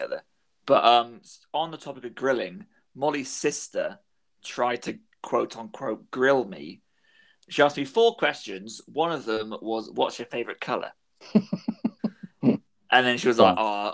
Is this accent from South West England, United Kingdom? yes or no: yes; Plymouth, South West England, United Kingdom; I was from Plymouth